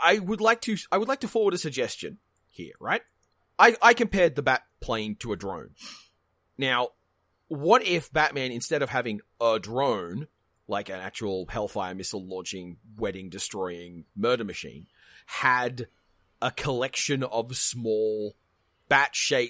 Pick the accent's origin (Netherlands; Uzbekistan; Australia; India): Australia; Look, maybe I have different expectations of spiders. I'm Australian.